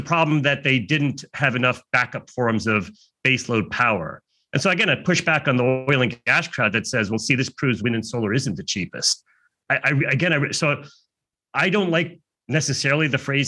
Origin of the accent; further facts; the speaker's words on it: United States; I'm American